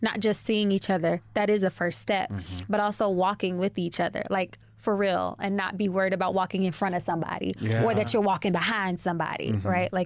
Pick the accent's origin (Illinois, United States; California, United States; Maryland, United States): Illinois, United States; Chicago; moved away as an adult; now in New York, United States; I'm from Chicago, born and raised